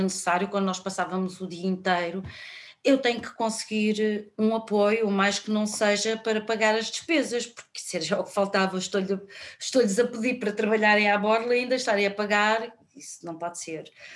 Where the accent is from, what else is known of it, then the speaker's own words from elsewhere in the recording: Lisbon, Portugal; eu sou de Lisboa